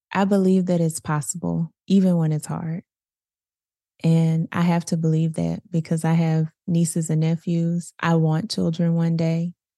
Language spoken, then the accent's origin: English; Little Rock, Arkansas, United States; I grew up in Southwest Little Rock